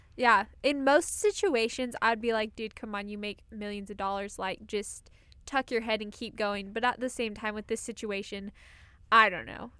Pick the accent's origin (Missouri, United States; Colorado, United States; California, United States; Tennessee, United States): Colorado, United States; I'm from Colorado